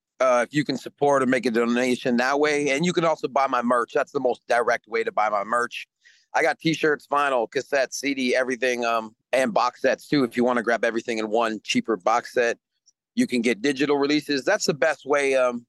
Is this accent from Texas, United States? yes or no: no; Mississippi, United States; born there; You know, I was born in Mississippi, so I'm a blues man, jazz man, like in my heart, you know.